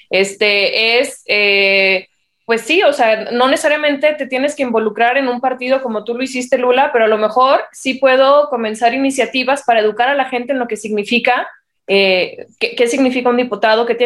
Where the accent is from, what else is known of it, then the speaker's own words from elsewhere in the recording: Mexico; esta lógica, al menos mexicana, no sé si, si atraviese Latinoamérica, eh, como que rige un poquito nuestra manera